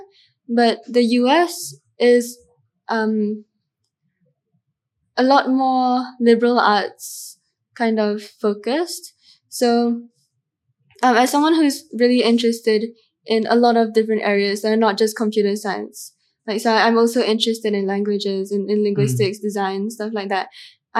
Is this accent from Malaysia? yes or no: yes; Malaysia; I'm Malaysian Chinese, but we never spoke Chinese at home